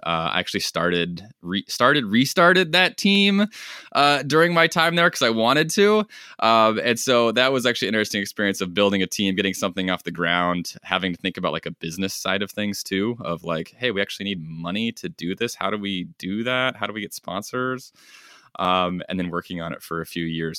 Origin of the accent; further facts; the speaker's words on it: Bonners Ferry, Idaho, United States; moved away as an adult; also born or lived in Michigan; I grew up in North Idaho, so way out west, small town